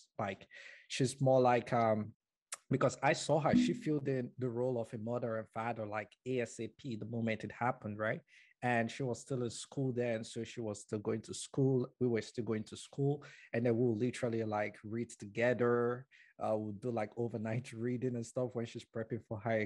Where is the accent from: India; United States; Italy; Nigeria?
Nigeria; moved away as an adult; now in Canada; I was born and brought up in Nigeria